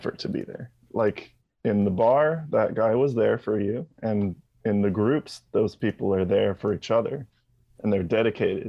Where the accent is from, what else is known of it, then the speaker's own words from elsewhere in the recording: Hawaii, United States; growing up in Hawaii, everybody leaves eventually